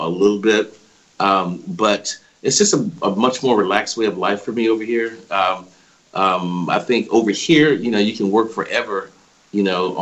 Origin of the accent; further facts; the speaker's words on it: Anchorage, Alaska, United States; moved away; I'm American. I'm from Anchorage, Alaska originally.